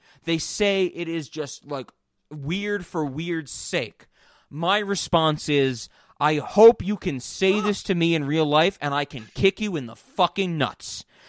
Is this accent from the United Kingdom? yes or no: yes; United Kingdom; I'm British, you know?